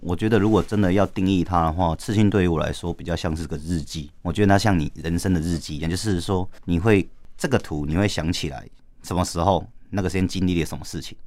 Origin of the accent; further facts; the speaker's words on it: Taitung, Taitung County, Taiwan; moved away as an adult; now in Taipei, Taiwan; 我是台东人